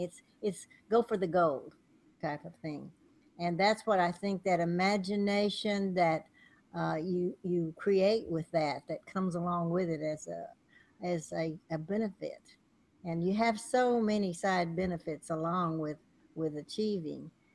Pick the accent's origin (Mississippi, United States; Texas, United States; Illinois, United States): Texas, United States; moved away; also born or lived in California; where I was raised in Texas